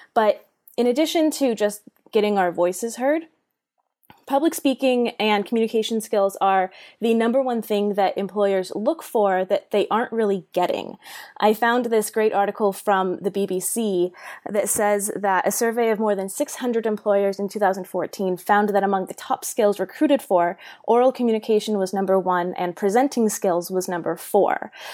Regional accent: Bay Area, California, United States; I am from the Bay Area, born and raised um, in California

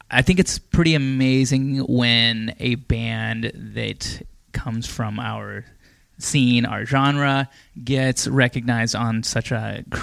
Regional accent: Canada; Except we're both from Canada, literally. Like she's two hours from me.

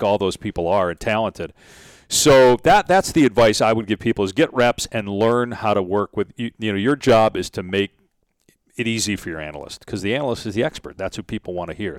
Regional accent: Madison, Wisconsin, United States; moved away; I grew up in Madison, Wisconsin

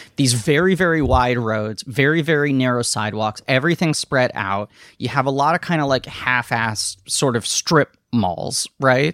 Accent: New York City, New York, United States; I live in New York City. I grew up in New York City. Um, Manhattan in particular

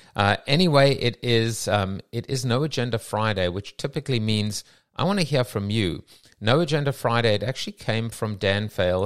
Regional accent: South Africa; now in London, United Kingdom; I'm from South Africa

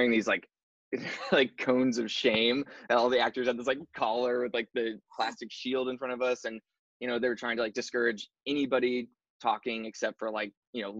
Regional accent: Arkansas, United States; moved away as an adult; also born or lived in Anniston, Alabama; now in Los Angeles, United States; I was born in Anniston, Alabama, actually. Oh, Alabama, and then you lived. Yeah. Okay. Yeah, and then like went to high school and everything in Arkansas.

